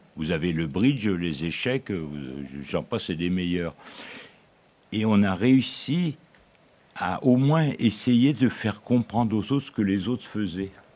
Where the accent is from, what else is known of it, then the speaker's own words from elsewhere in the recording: Aubagne, Provence-Alpes-Côte d'Azur, France; je suis d'Aubagne